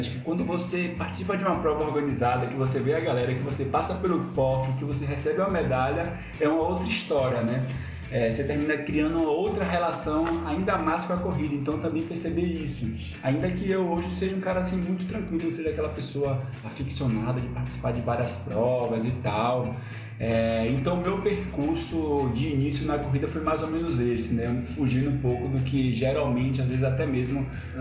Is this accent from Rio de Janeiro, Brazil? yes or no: no; Ilhéus, Bahia, Brazil; also born or lived in São Paulo; now in Recife, Brazil; Eu sou de Ilhéus, do sul da Bahia, né, mas aí eu fui morar em São Paulo, fiquei cinco anos lá, e aí em 2014 eu vim para Recife